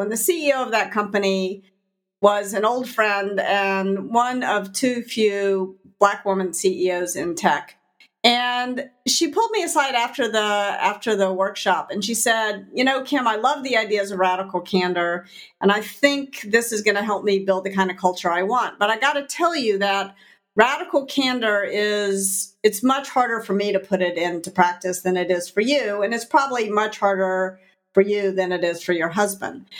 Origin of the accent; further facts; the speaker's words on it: Memphis, Tennessee, United States; moved away as an adult; my career in Memphis, that I had to leave my hometown.